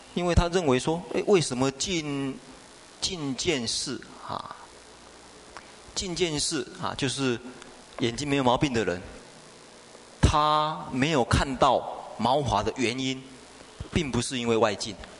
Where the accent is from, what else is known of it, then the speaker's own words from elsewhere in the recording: China; 比较对我们中国人来讲比较容易懂